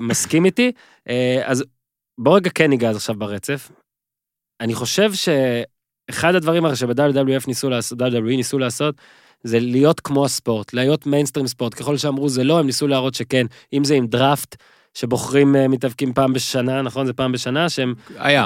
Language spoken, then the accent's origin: Hebrew; Northern District, Israel; אני מהצפון